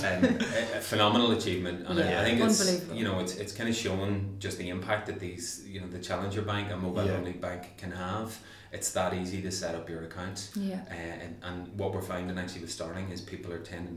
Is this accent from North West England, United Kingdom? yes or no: no; Newry, Northern Ireland, United Kingdom; moved away as an adult; also born or lived in Belfast; I'm from Northern Ireland originally, and I grew up in a place called Newry, just north of the border.